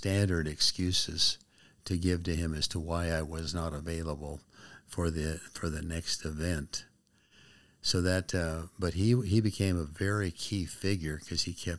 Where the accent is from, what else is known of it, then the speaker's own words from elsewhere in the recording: Spokane, Washington, United States; also born or lived in Texas; And so from second grade on, Spokane has been my home, my hometown.